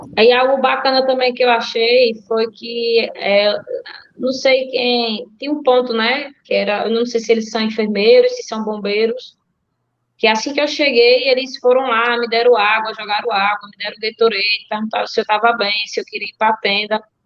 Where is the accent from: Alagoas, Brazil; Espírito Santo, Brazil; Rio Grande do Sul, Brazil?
Alagoas, Brazil; Delmiro Gouveia; eu sou delmirense, nasci em Delmiro, moro há 28 anos aqui em Delmiro.